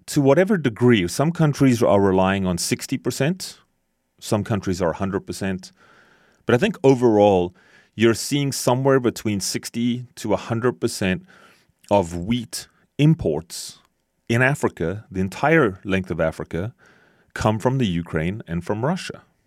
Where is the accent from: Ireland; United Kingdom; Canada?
Canada; as a Canadian